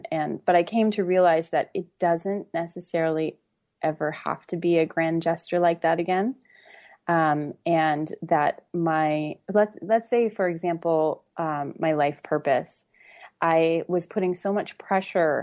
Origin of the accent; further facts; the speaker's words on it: Canada; I'm from Canada